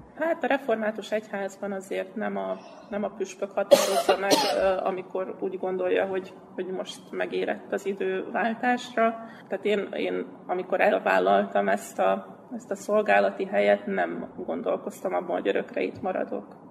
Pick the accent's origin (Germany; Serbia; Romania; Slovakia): Serbia; Vojvodina; also born or lived in Pápa, Hungary; mivel innen származom, igazából ebben a térségben